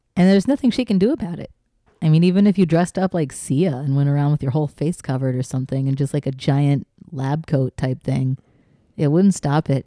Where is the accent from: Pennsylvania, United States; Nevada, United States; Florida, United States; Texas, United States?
Texas, United States; growing up in Texas